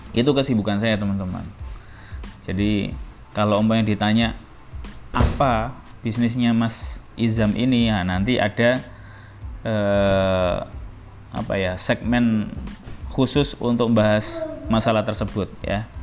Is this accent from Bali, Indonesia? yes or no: no; Surabaya, East Java, Indonesia; jadi ibu saya sama ayah saya itu dulu di satu SMA negeri yang sama yaitu SMA Negeri 4 Surabaya jadi teman-teman saya asli orang Surabaya tapi saya sekarang nggak tinggal di Jojoran